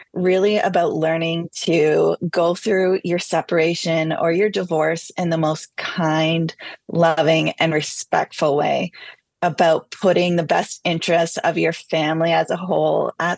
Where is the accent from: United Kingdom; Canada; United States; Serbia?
Canada; I'm Canadian